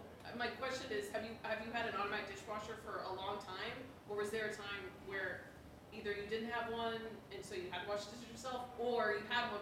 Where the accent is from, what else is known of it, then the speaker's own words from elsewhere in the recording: Dallas, Texas, United States; moved away as an adult; now in Chicago, United States; living in Chicago, I'm from Texas, I'm from Dallas, and so moving here